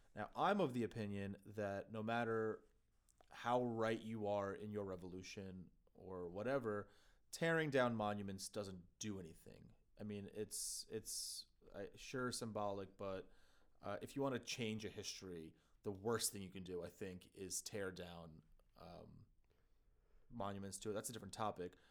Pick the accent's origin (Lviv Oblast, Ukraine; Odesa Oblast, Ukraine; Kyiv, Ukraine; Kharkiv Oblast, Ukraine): Kyiv, Ukraine; now in United States; in my home country, uh, in, in fact, my home city in Kyiv